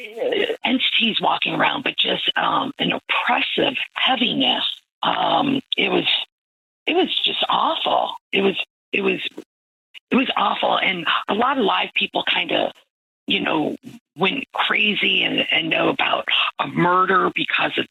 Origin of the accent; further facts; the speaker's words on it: Midwest, United States; now in New Orleans, United States; I'm from the Midwest